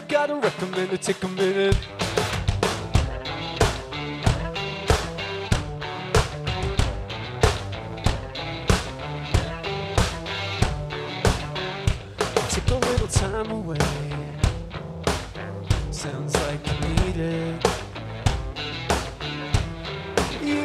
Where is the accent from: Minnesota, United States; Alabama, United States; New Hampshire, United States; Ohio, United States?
Minnesota, United States; Minneapolis; We're from Minneapolis.